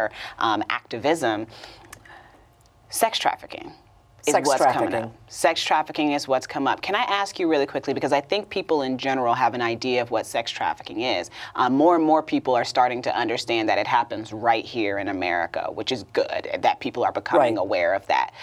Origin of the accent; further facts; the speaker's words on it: Indianapolis, Indiana, United States; moved away; my hometown, my old home, Indianapolis, Indiana